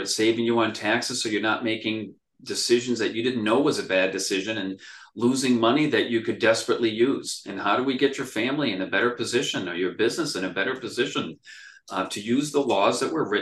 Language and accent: English; Worcester, Massachusetts, United States; also born or lived in England; I was born and raised in Worcester, grew up pretty poor